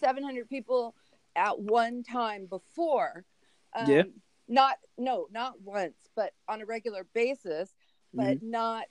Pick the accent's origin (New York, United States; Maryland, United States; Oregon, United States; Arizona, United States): New York, United States; Brooklyn; also born or lived in Phoenix; I was born in Phoenix, but I'm pretty much of a Brooklyn girl because my parents were Brooklynites.